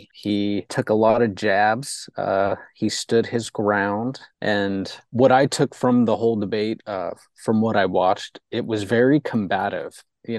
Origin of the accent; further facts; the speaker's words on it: Los Angeles, California, United States; I've kind of been seeing it my whole life, particularly growing up in the Valley.